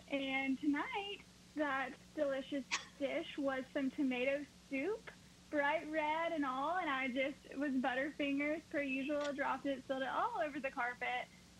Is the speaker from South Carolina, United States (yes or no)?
yes; Piedmont, South Carolina, United States; I'm from Piedmont, South Carolina. I attended Clemson University